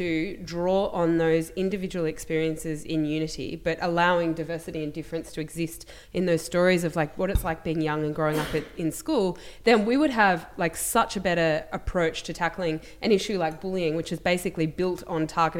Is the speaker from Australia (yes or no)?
yes; Melbourne, Victoria, Australia; a 15-year-old girl in growing up in Melbourne